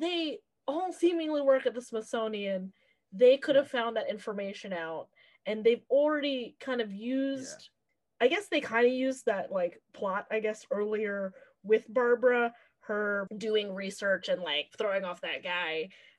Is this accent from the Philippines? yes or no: yes; Philippines; Now you know we're Filipino.